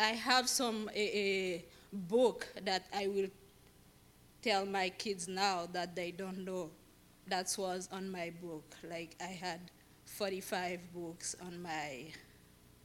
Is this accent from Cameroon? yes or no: no; Haiti; moved away; I was born in Haiti, and I was born and raised Catholic